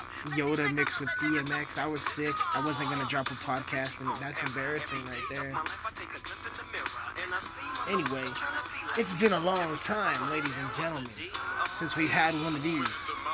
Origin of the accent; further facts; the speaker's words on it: Colorado, United States; I'm walking down the sidewalk here in my hometown of Southern Colorado.